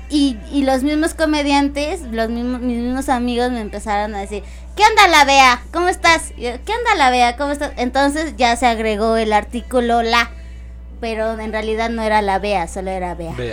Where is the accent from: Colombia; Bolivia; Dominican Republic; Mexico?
Mexico; Chalco, State of Mexico; No, este, los dos somos de Chalco.